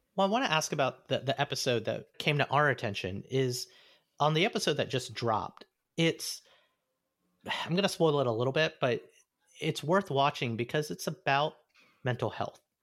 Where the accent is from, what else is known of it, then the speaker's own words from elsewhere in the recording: Alabama, United States; growing up in Alabama